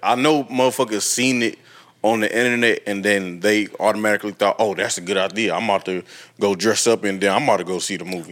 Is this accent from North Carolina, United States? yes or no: no; Toledo, Ohio, United States; moved away; I would consider moving back home to my hometown